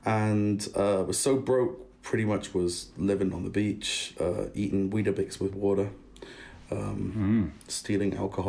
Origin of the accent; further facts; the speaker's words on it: Germany; also born or lived in United Kingdom; Both my parents are British. They are cool parents. They're very, very supportive and very, very cool. But they both met in Germany. Hence, I was brought up in Germany.